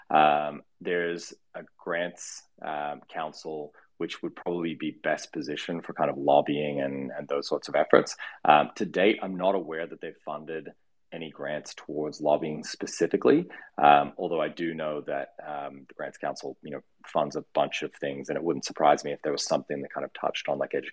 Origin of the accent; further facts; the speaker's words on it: Australia; also born or lived in United States; I grew up in the U.S., but I'm Australian. Um, why my accent sounds weird. Um, and I've spent probably like half my life in in um, the U.S.